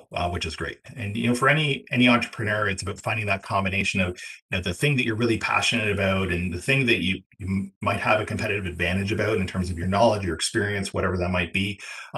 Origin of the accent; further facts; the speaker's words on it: Ontario, Canada; being from Ontario, where I am